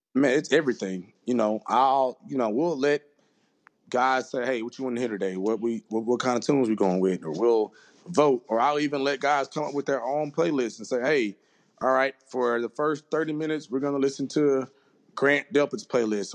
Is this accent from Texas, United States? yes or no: no; Jackson, Mississippi, United States; I'm originally from Jackson, Mississippi